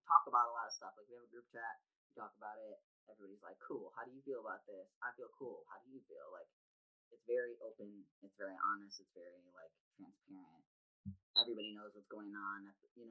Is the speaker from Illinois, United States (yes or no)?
yes; Chicago, Illinois, United States; moved away as an adult; also born or lived in Wisconsin; now in San Francisco, United States; I'm from Chicago.